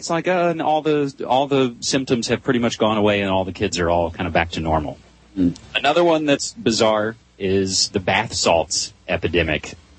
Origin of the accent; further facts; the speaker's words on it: West Virginia, United States; this goes to my home state of West Virginia.